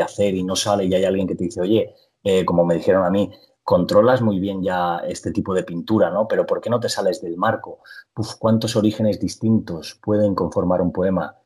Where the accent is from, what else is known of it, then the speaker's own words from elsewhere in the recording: Petrer, Valencian Community, Spain; moved away; a Petrera, a mi pueblo